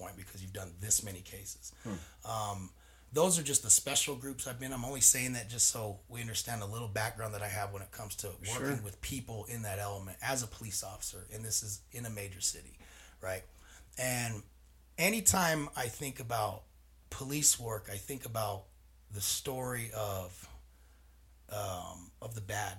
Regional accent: Salt Lake City, Utah, United States; moved away as an adult; also born or lived in San Diego, California; now in Butte, United States; I'm from Glendale, Salt Lake City, lived in Rose Park

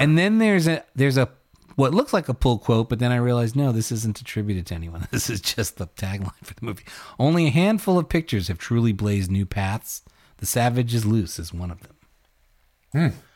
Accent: New York City, New York, United States; my hometown of Brooklyn at The Midwood, which was my home theater

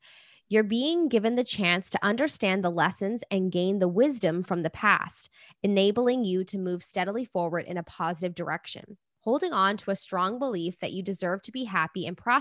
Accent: England, United Kingdom; moved away; my hometown in England

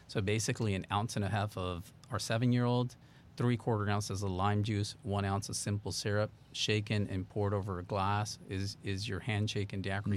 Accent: Texas, United States; also born or lived in Miami; I managed to move back to Texas 'cause I grew up in Texas

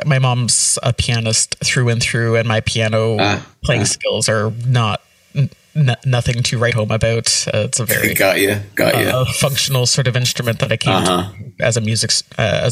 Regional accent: Ottawa, Ontario, Canada; I grew up in rural Ottawa, so 90s, pre-amalgamation Ottawa

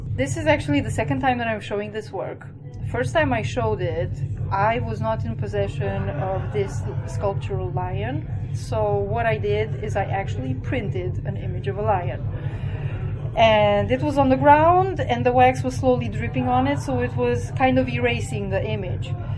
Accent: Romania; moved away as an adult; also born or lived in Cluj, Romania; now in Wroclaw, Poland; I'm originally from Romania, but I've been living in Poland now for oh, close to nine years.

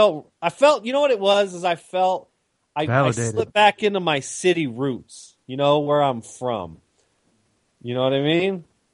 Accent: Chicago, Illinois, United States; because I'm from Chicago, and if you know anything about house music, that's where house music started, was in Chicago and Detroit.

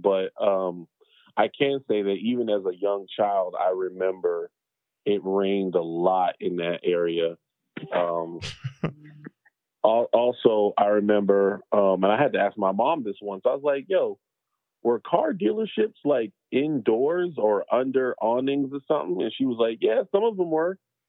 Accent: North Charleston, South Carolina, United States; also born or lived in Germany / Tacoma, Washington; But I'm from North Charleston, South Carolina. I was born here. Moved to Germany after I was born. My parents were in the military. Then we moved to Tacoma, Washington. Came back when I was about 5 years old and been here ever since.

